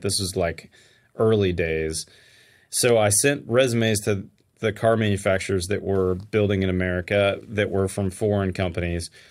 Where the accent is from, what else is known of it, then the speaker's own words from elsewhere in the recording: Pittsburgh, Pennsylvania, United States; now in Texas, United States; I grew up in Pittsburgh, Pennsylvania